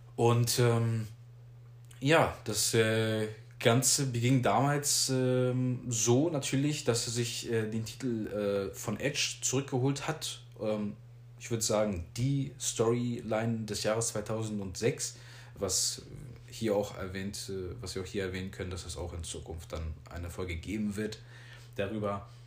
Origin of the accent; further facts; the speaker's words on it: Germany; wir hier alle in Deutschland natürlich mit SmackDown aufgewachsen